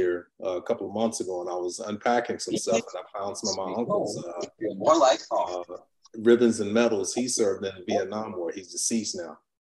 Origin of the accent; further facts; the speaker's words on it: Gary, Indiana, United States; if you find anyone from my hometown of Gary, Indiana, please let us know. Because Clarence and I are both from Gary